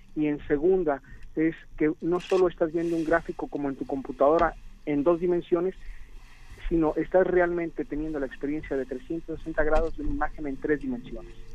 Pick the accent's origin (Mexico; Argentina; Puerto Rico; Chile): Mexico; todos los demás somos mexicanos